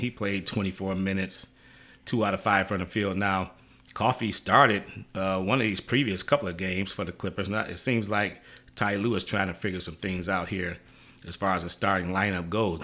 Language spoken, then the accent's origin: English; Detroit, Michigan, United States; now in Los Angeles, United States; Detroit's my hometown. I'm a L A guy, but Detroit is my hometown.